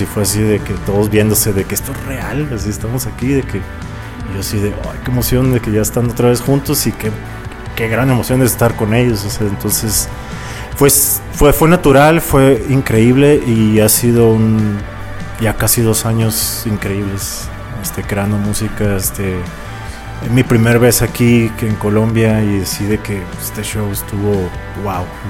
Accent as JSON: {"language": "Spanish", "town": "Tijuana", "region": "Baja California", "country": "Mexico", "also_born_or_lived": "Mexico City", "moved": "yes", "said": "soy de Tijuana"}